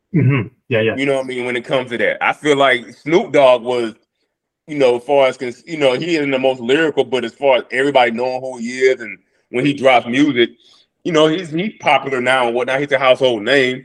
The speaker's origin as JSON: {"language": "English", "town": "Atlanta", "region": "Georgia", "country": "United States", "tie": "born or raised there", "said": "I had to put somebody from my hometown in there, and he's the best from my hometown"}